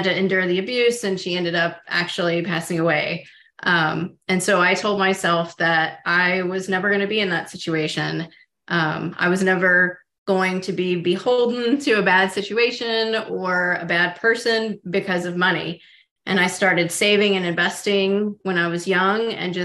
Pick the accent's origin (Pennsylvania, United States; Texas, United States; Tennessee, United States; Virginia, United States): Tennessee, United States; Oak Ridge; I grew up in Oak Ridge, Tennessee, which is in East Tennessee in the Appalachian Mountains